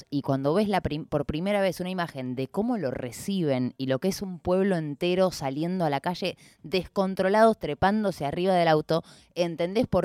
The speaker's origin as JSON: {"language": "Spanish", "country": "Argentina"}